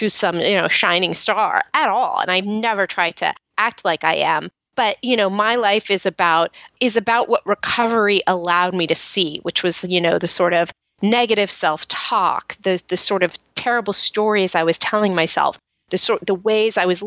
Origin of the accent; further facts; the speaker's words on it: Marin County, California, United States; I grew up in Marin County, which is outside San Francisco